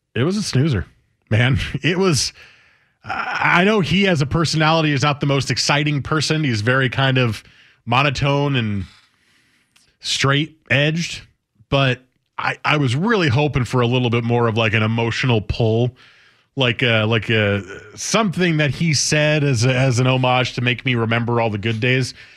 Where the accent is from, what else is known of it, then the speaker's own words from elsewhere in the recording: New Jersey, United States; I grew up in New Jersey